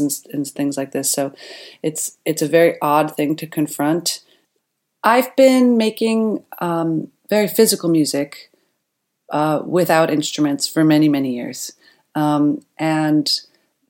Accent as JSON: {"language": "English", "town": "Centerport", "region": "New York", "country": "United States", "tie": "born or raised there", "moved": "yes", "lives_now": "Berlin, Germany", "said": "I grew up in Centerport, Long Island. That's in New York"}